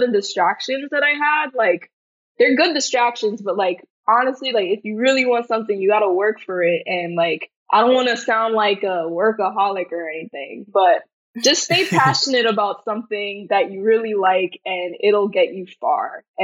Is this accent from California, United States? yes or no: no; New York City, New York, United States; I'm from Brooklyn, New York. And yeah, growing up here all my life really made me a part of who I am